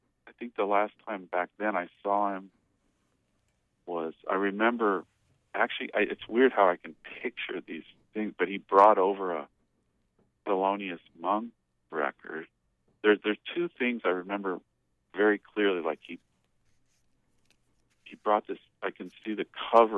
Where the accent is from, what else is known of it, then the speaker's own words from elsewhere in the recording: Denver, Colorado, United States; also born or lived in Baltimore, Maryland; I grew up in Denver. I was born in Baltimore